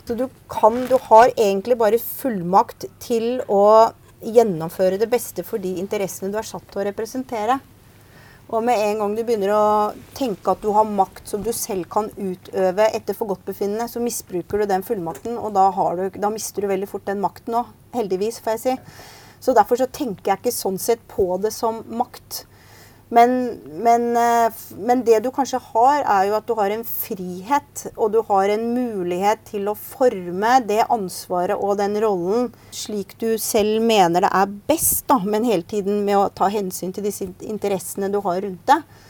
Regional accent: Bærum, Akershus, Norway; moved away as an adult; also born or lived in United States; now in Oslo, Norway; jeg vokste opp ute i Bærum, på Østerås

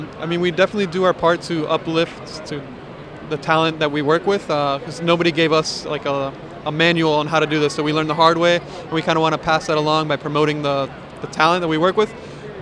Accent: Miami, South Florida, United States; So we're all from the South Florida area, predominantly in Miami.

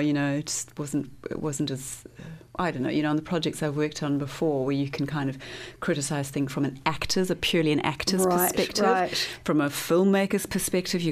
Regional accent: Johannesburg, Gauteng, South Africa; moved away as an adult; also born or lived in London / Los Angeles; now in Wellington, New Zealand; I'm from Johannesburg, which is why I'm in Wellington.

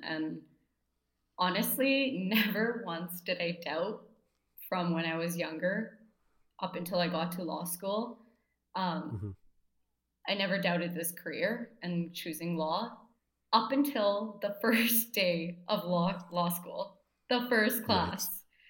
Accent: Abbotsford, British Columbia, Canada; moved away as an adult; And growing up in Abbotsford my entire life, I was initially hesitant and fearful to move out

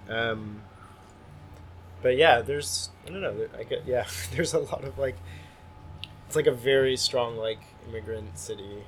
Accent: Hillsdale, New Jersey, United States; now in Montreal, Canada; I grew up in New Jersey

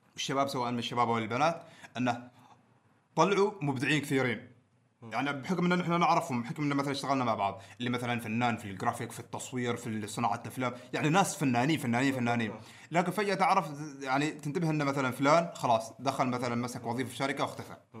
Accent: Oman; نحن ترى كعماني

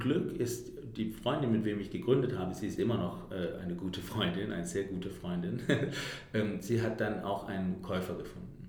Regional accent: Denmark; now in Berlin, Germany; ich bin … und ich habe, ich komme aus Dänemark und habe seit, äh, also ich bin vor acht Jahren nach Deutschland gekommen und habe die ganze Zeit in Berlin gewohnt

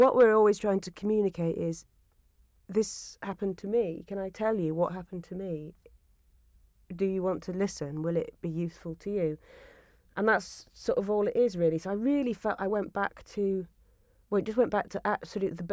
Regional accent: Yorkshire and the Humber, United Kingdom; I grew up in Yorkshire

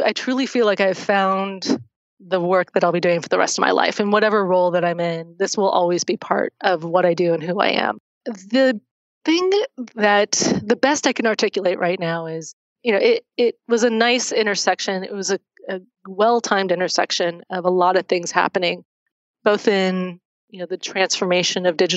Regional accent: Oakland, California, United States; I grew up in the Bay Area. I grew up in Oakland, went to school at Cal and Berkeley

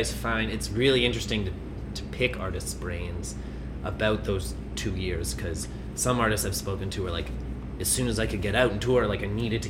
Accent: Toronto, Ontario, Canada; I grew up, born, raised in Toronto.

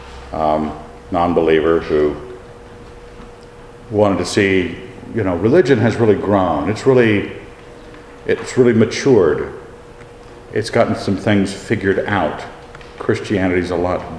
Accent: Idaho, United States; we're hicksters, because we're from Idaho

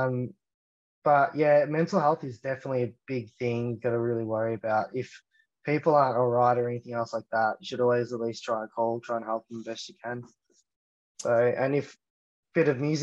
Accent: Australia

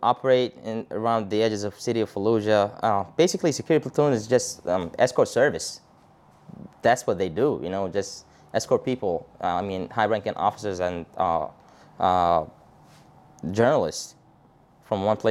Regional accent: Baghdad, Baghdad Governorate, Iraq; I was born and raised in Baghdad, Saddam City, in 1985, September 2nd

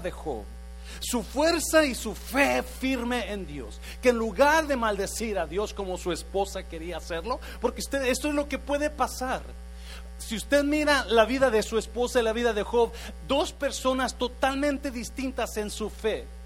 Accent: Mexico; moved away as an adult; cuando llegué de México en los ochentas ah, me inscribí en el colegio ahí en el centro, Central, Central College y me inscribí para tomar clases de inglés

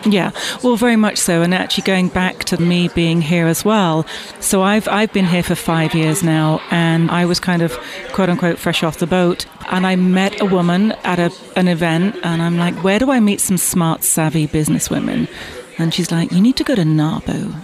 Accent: Bath, South West England, United Kingdom; also born or lived in London; now in New York, United States; I was born in, in, in Bath and grew up there, and then went to London as soon as I could

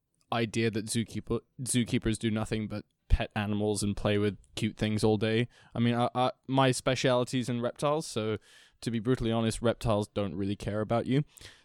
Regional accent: Hong Kong; So I was born and raised in Hong Kong. I was the classic example of the third culture kid.

